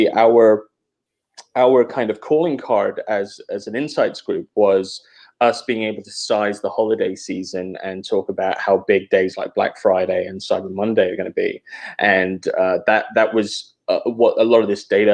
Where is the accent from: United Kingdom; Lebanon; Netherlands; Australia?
United Kingdom; England; also born or lived in Atlanta, United States; now in Oakland, United States; So I'm originally from England. And then when I moved to the US, I moved to Atlanta with my family.